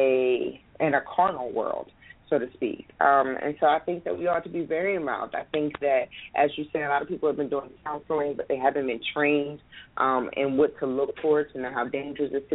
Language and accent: English; Philadelphia, Pennsylvania, United States; I'm from Philadelphia, Pennsylvania